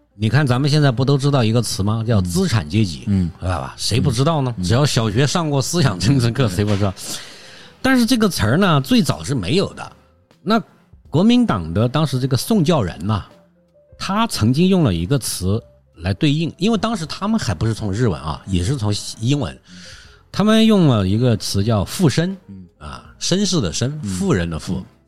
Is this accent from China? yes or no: yes; China; 对我们中国人来说，肯定是有一种 有一种隔阂感的